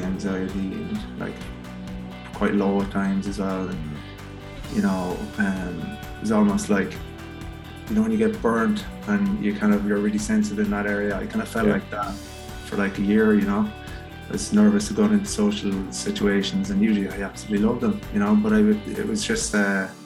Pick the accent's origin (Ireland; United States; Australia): Ireland; Cork, Munster; I grew up in Bishopstown in Cork